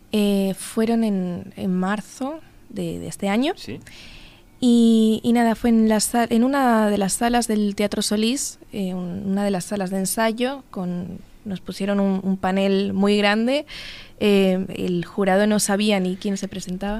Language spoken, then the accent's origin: Spanish; Madrid, Community of Madrid, Spain; moved away as an adult; now in Uruguay; nací en Madrid en 1995 o sea, tengo 26 años